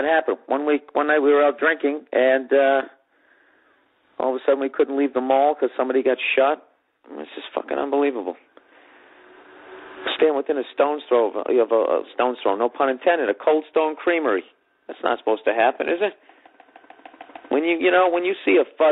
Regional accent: Boston, Massachusetts, United States; moved away; also born or lived in New York City; I'm a comic from Boston, Massachusetts, who then moved to New York City.

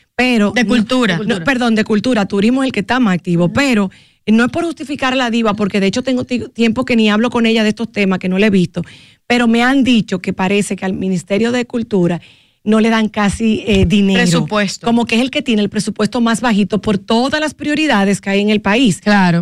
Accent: Dominican Republic; yo estaba en mi país, en mi zona colonial

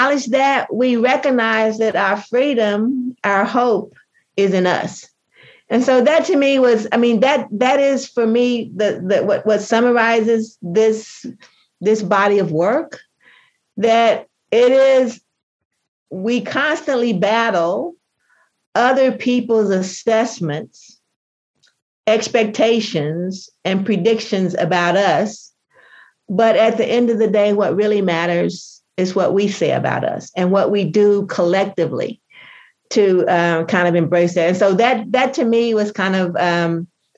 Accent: United States; if I'm an American, I just happen to be a Black American

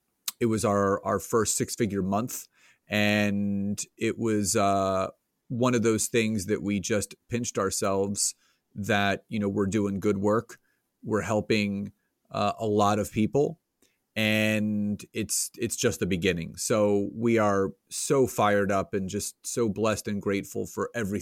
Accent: Conshohocken, Pennsylvania, United States; So I grew up in Conshohocken, Plymouth Meeting area, which is about 20 minutes outside of Philadelphia

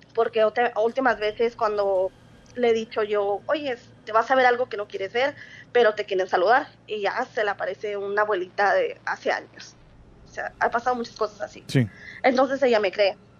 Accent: Sonora, Mexico; now in Phoenix, United States; soy de Agua Sonora, pero vivo en Phoenix, Arizona

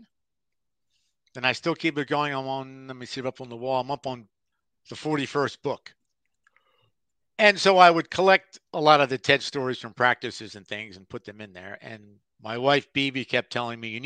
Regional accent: Philadelphia, Pennsylvania, United States; growing up in Philadelphia with the river

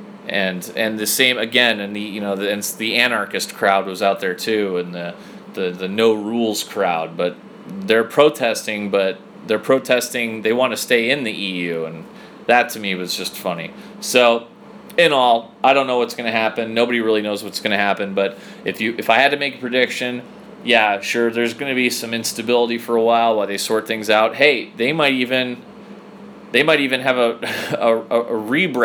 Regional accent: United States; as an American

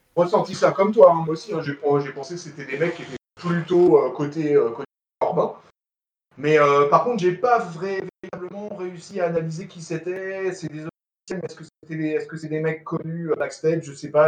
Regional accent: France; nous on est français

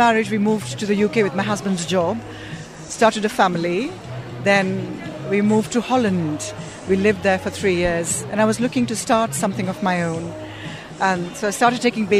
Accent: Jaipur, Rajasthan, India; I'm from Jaipur

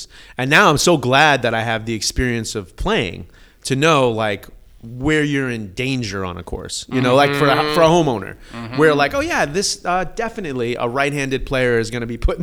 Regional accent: New York, United States; also born or lived in Atlanta / San Francisco Bay Area; now in San Diego, United States; I'm a native New Yorker

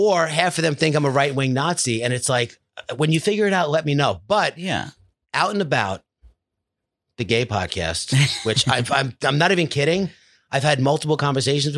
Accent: Long Island, New York, United States; I'm from Long Island

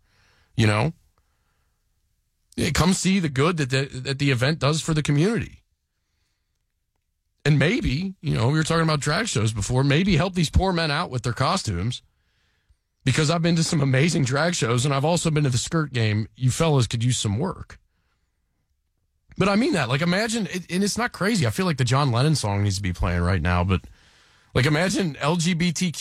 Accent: Delhi Township, Ohio, United States; also born or lived in Sayler Park; I grew up in Delhi

